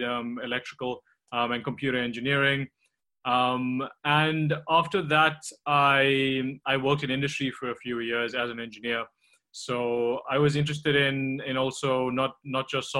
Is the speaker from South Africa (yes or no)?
yes; Tongaat, KwaZulu-Natal, South Africa; also born or lived in Durban; I grew up in South Africa on the East Coast, near the city of Durban, but it's actually a small town called Tongaat, which is mainly a sugarcane farming town.